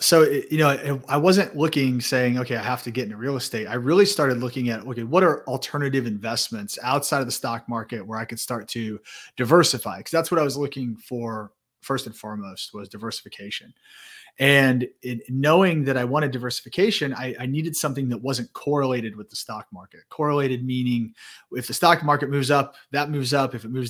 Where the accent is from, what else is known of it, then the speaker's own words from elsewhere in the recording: Indianapolis, Indiana, United States; So born and raised in the Midwest in Indianapolis.